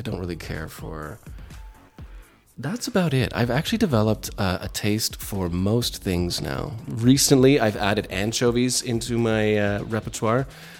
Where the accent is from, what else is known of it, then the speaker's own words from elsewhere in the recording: Toronto, Ontario, Canada; So I'll be speaking primarily about growing up in Toronto. Toronto, the largest city in Canada